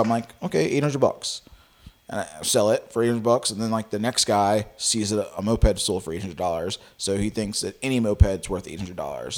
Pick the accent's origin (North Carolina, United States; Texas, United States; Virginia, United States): Virginia, United States; Richmond; I'm from Richmond, Virginia